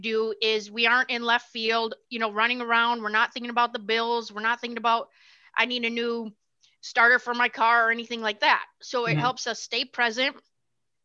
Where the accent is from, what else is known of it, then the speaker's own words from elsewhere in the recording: Michigan, United States; moved away as an adult; now in Tennessee, United States; I'm originally from Michigan. We live in Tennessee right now